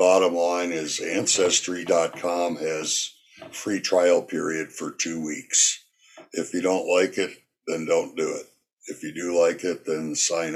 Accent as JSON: {"language": "English", "region": "Wisconsin", "country": "United States", "tie": "born or raised there", "moved": "yes", "lives_now": "Murrieta, United States", "said": "my home state of Wisconsin."}